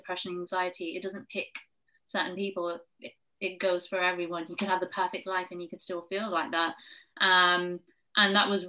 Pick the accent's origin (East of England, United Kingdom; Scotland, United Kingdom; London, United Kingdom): London, United Kingdom; I'm from London.